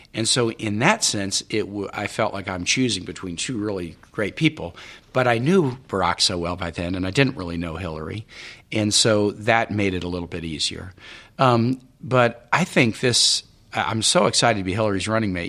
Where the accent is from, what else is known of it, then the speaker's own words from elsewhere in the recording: Kansas City, United States; also born or lived in Richmond, Virginia / Honduras; now in Virginia, United States; I'm from Kansas City. I mean, I'm not really a Virginian